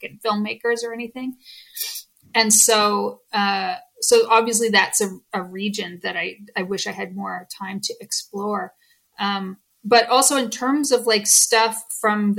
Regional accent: Canada; I'm Canadian

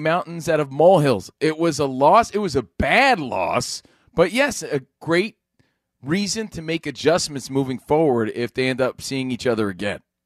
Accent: Union, New Jersey, United States; Union, New Jersey, my hometown

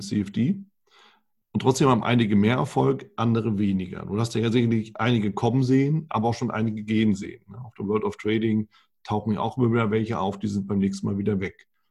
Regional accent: Germany; bei uns in Deutschland

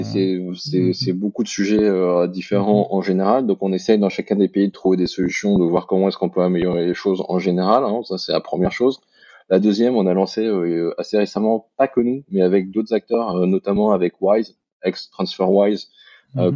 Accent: France; now in Belgium; je suis un Français qui mhm. vit en Belgique

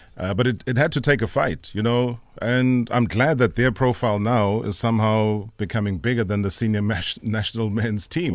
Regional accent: Vryheid, KwaZulu-Natal, South Africa; also born or lived in Emondlo; in Vryheid, it was, was basically where I was born.

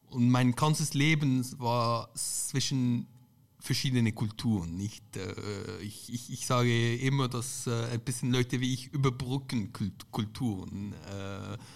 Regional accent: Lebanon; Andererseits ich komme ja auch aus Libanon und dort ist es praktisch das Gegenbeispiel.

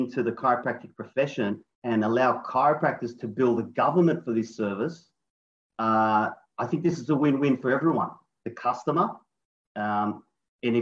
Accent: Sydney, New South Wales, Australia; I'm from Sydney, Australia

